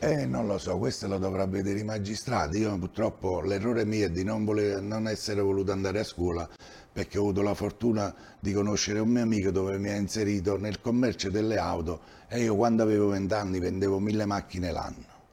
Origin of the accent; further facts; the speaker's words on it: Villaricca, Campania, Italy; Io sono cresciuto a Villaricca